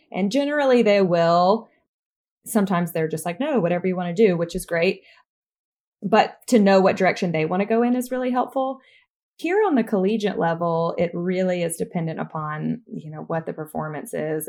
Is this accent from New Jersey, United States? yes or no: no; Troy, Alabama, United States; moved away as an adult; also born or lived in New York; I'm originally from Troy, Alabama